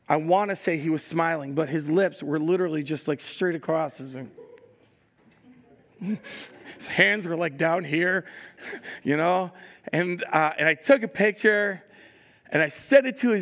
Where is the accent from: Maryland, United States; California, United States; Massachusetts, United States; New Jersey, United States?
New Jersey, United States; I'm from Jersey